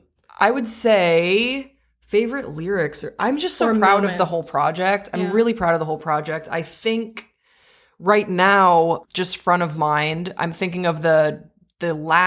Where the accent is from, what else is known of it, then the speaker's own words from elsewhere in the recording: Belgium; I grew up overseas. So I grew up in Belgium. So both of these are kind of novelties to me.